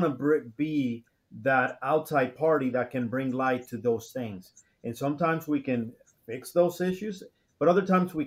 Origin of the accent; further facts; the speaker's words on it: Dominican Republic; moved away; back in home, I'm originally from the Dominican Republic